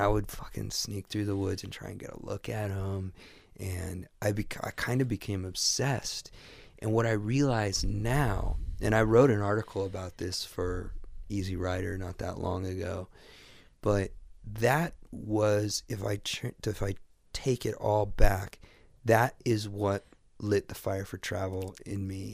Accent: Midwest, United States; I never left the Midwest.

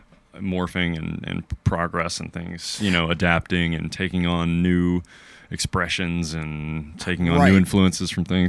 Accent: the South, United States; accent: Southern; my accent doesn't get pegged for Southern until people hear it. Like, if you're from the South, you're like, oh, I heard you say a couple other things.

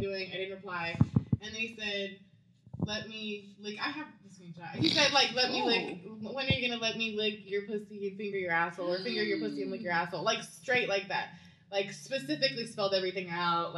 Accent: the Valley, Texas, United States; moved away; in the valley, that's where I went to school, and you have all these different little towns next to each other

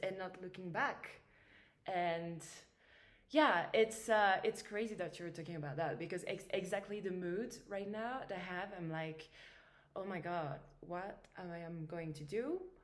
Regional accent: Paris, Île-de-France, France; I grew up in Paris.

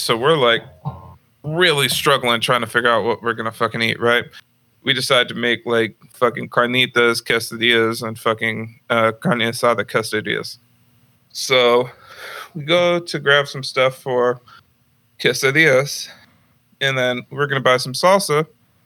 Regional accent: Santa Rosa, California, United States; I'm from Santa Rosa.

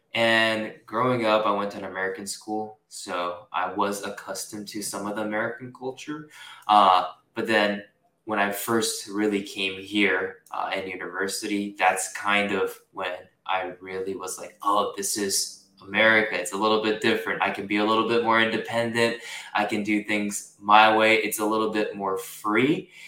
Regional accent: Singapore; moved away as an adult; also born or lived in Tokyo, Japan; now in Los Angeles, United States; I didn't grow up here in the States. So when I first came here, it was a little bit of a culture shock. I'm Japanese. I was born in Tokyo and I grew up in Singapore.

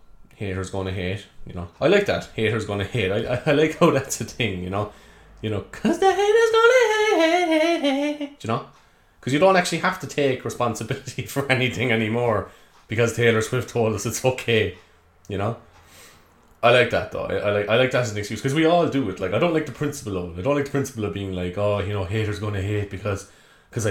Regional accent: Cork, Munster, Ireland; if you haven't guessed by the accent already, I'm from Cork

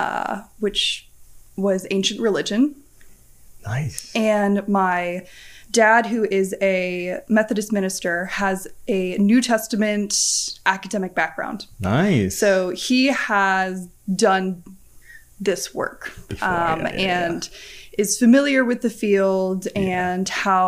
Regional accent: Nashville, Tennessee, United States; I am from Nashville, Tennessee, where I grew up

